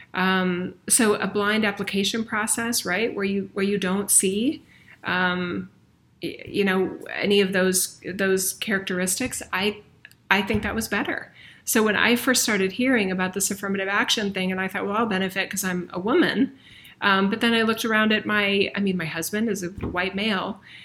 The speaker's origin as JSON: {"language": "English", "country": "United States", "said": "we as a nation, I'm American"}